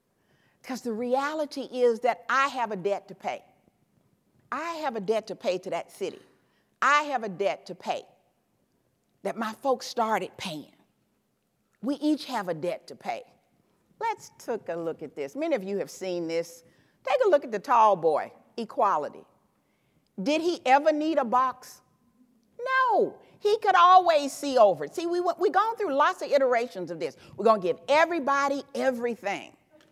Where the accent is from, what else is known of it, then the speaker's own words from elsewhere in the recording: the South, United States; But I'm from the South. Take a plate. They got some cookies or something else like that. See, in the South, when you leave, people say, well, take a plate, honey.